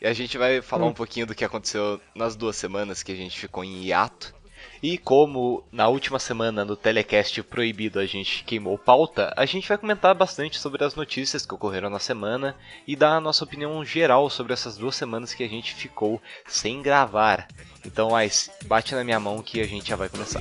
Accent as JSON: {"language": "Portuguese", "country": "Brazil", "said": "eu sou brasileiro"}